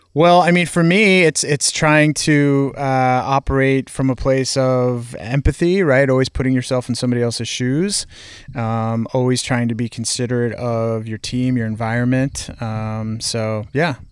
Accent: Boston, Massachusetts, United States; I grow up in Boston

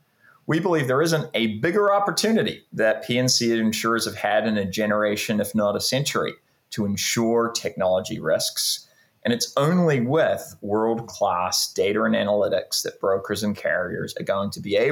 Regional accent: New Zealand; also born or lived in Canada / United Kingdom; now in California, United States; I was born in Canada. I grew up in New Zealand, went to school in the UK, and have been in California for the last 15 or so years.

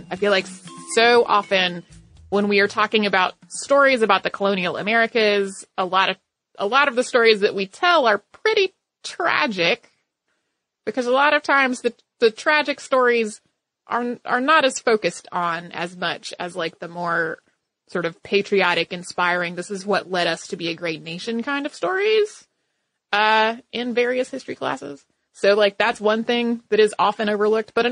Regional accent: Bermuda; born or raised there

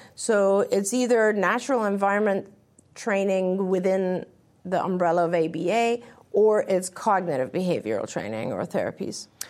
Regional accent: England, United Kingdom; moved away; When I grew up, I grew up in England.

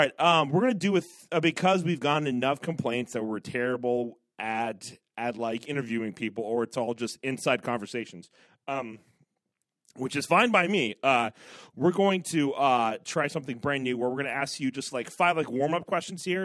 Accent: Ohio, United States; I'm from Ohio

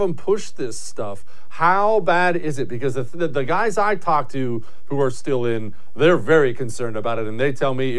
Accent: Texas, United States; And we are feeling that big time right here in my home state of Texas.

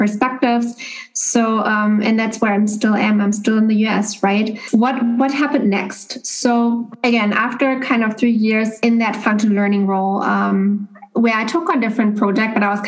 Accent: Germany; moved away as an adult; now in Boston, United States; Originally, I'm from Germany, and I've been living, as Maria shared, in the US now for actually over 3 years

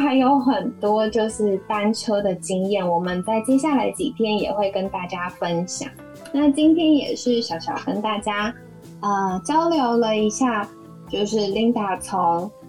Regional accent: Taiwan; 因为我出生在这里

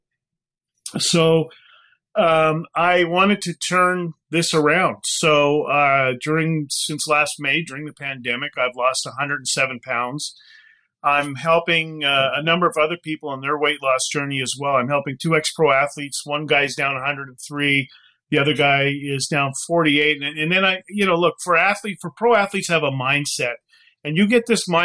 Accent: Winnipeg, Manitoba, Canada; I grew up dirt poor in Canada, like literally in nothing, in a welfare house.

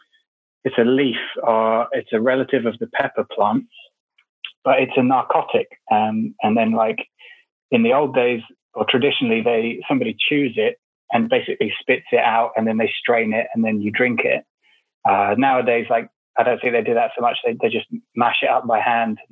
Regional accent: England, United Kingdom; also born or lived in Vanuatu; I was born in England and then quickly went back to Vanuatu. I actually spent the first year of my life there. And then my parents split up, I guess. And then I grew up in England

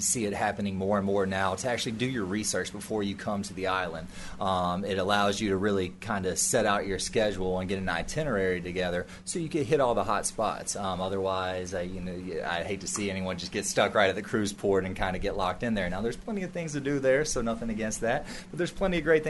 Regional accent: Nashville, Tennessee, United States; moved away; I'm from Nashville, Tennessee

